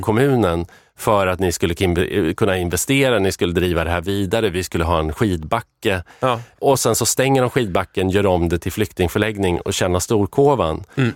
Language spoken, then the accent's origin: Swedish; Arbrå, Gävleborg County, Sweden; jag växte upp i Arbro